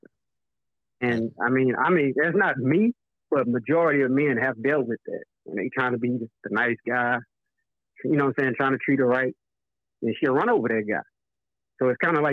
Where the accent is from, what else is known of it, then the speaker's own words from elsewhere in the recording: Beaumont, Texas, United States; I'm from Beaumont.